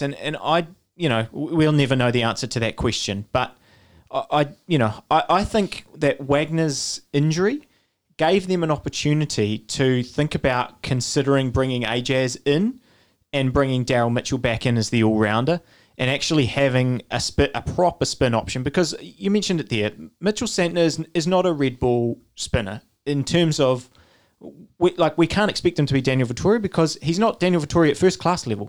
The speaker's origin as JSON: {"language": "English", "country": "New Zealand", "said": "as a New Zealander"}